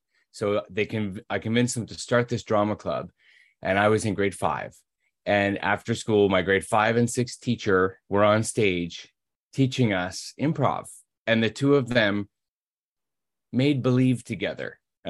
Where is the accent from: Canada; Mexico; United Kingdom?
Canada; Toronto, Ontario; In Toronto.